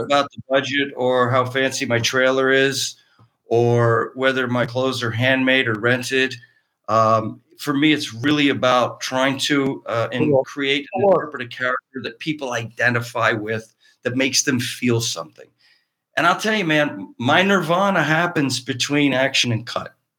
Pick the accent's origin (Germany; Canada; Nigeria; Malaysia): Canada; Cardinal, Ontario; moved away as an adult; now in Los Angeles, United States; A little town in Eastern Ontario called Cardinal, Cardinal, Ontario